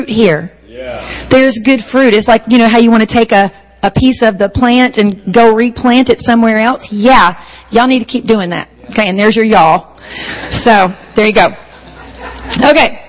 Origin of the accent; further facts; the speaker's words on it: Charleston, South Carolina, United States; accent: southern; in Charleston, my accent is not really considered southern